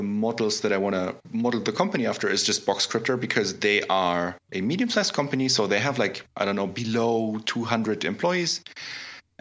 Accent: Augsburg, Bavaria, Germany; my hometown of Augsburg, Germany

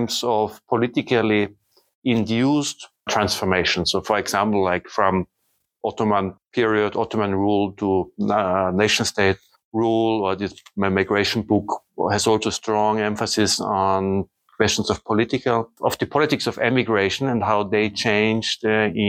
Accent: Austria; now in Germany; I was born in 1970 in Austria.

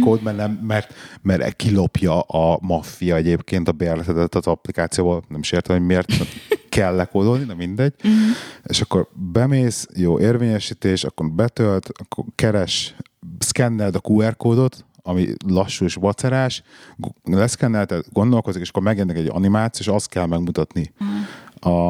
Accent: Budapest, Hungary; moved away; nekem olyan emlékeim fűződnek a parlamenthez, hogy én ott nőttem föl majdnem.

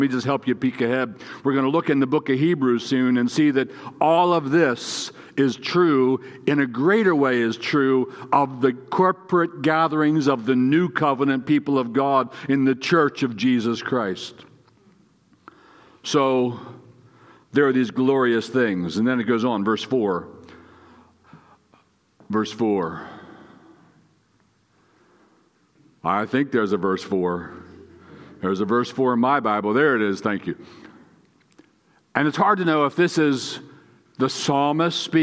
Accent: Gettysburg, Pennsylvania, United States; I was born in Gettysburg

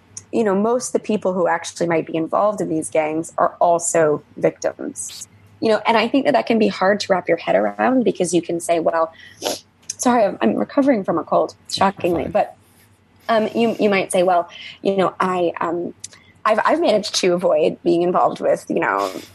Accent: United States; as an American

